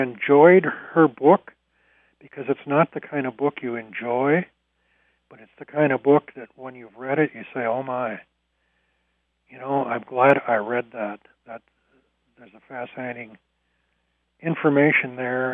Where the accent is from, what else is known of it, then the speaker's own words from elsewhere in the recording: Stearns County, Minnesota, United States; now in Twin Cities, United States; I grew up in Stearns County and lived there for a long time